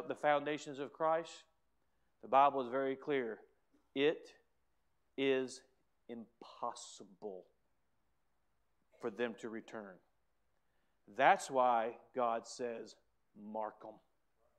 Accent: United States; As an American

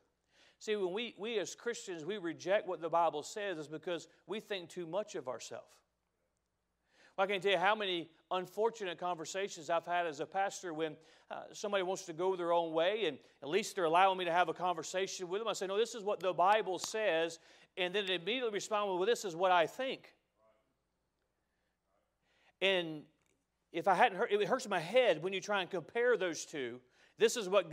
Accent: United States; I love being an American. I'm proud to be an American

